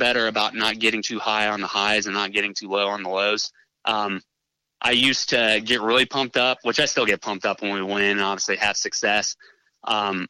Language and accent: English; Wooster area, Ohio, United States; growing up around, you know, the Worcester area